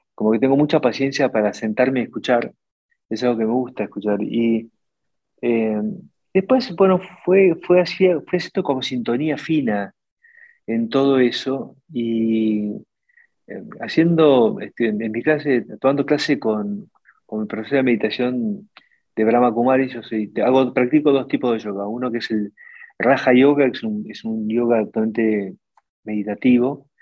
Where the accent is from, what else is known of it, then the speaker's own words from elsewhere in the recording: Argentina; la Argentina el, 45% del empleo y el PBI lo generamos las pymes